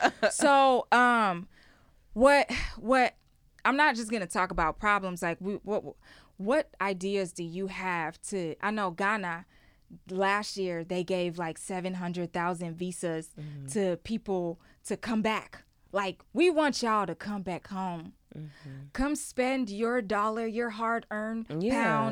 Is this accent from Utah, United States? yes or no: no; Houston, Texas, United States; You know, I'm from Houston.